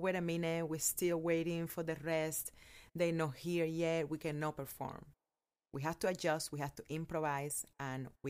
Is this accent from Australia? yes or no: no; Cuba; English is a second language; moved away as an adult; also born or lived in Las Vegas, United States; now in United States; I will share the story of my life growing up in Cuba and how I came to live here in America